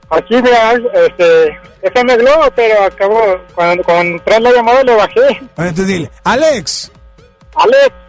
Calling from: Guadalupe, Nuevo León, Mexico; De aquí de Guadalupe.

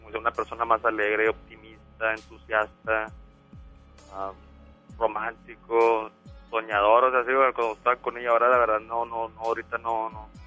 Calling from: Monterrey, Nuevo León, Mexico; De Monterrey.

